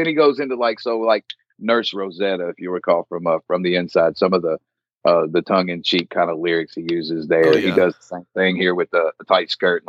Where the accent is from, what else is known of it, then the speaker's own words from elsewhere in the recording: Kentucky, United States; Look, I'm from Kentucky. We're not South, but we are, you know, we're noticed as wink, wink, rednecks.